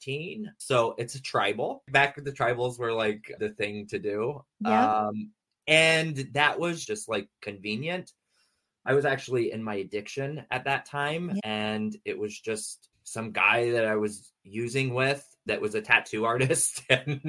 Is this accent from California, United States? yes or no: yes; San Diego, California, United States; moved away as an adult; also born or lived in Morrison, Colorado; now in Pennsylvania, United States; So I'm born and raised in San Diego. For the most part, I did move from San Diego to Morrison, Colorado